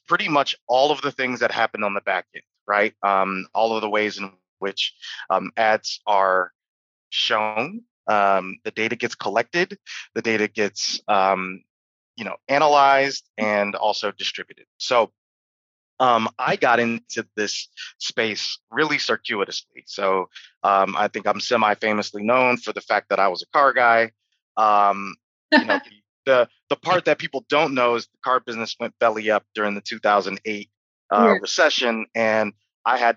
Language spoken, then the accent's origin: English; Detroit, Michigan, United States; I lived in Detroit, which is my hometown.